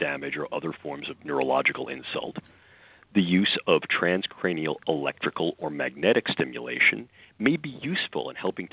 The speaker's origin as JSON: {"language": "English", "region": "New York", "country": "United States", "accent": "New York", "said": "my New York accent"}